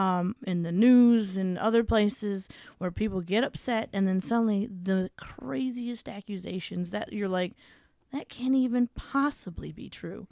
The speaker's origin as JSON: {"language": "English", "country": "United States", "said": "as Americans"}